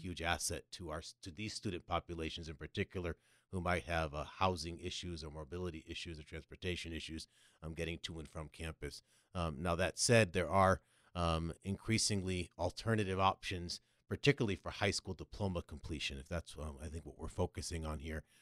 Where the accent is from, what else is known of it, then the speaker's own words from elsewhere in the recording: Connecticut, United States; moved away as an adult; also born or lived in New York City / Los Angeles; now in San Diego, United States; From Connecticut, so between Boston and New York, you get a little of either